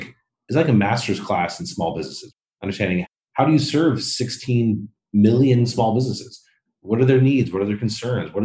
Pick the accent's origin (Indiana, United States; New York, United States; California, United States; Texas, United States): California, United States; Modesto; I grew up in a small, relatively mid-sized city in California called Modesto, kind of in the middle of the state